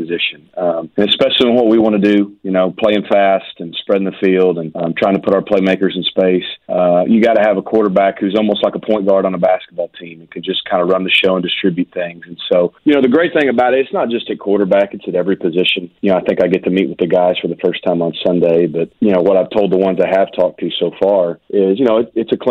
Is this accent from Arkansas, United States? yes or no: yes; Arkansas, United States; now in Miami, United States; I'm from Arkansas. You know, you can probably tell by listening to my voice, right? But, you know, I grew up when Nolan Richardson was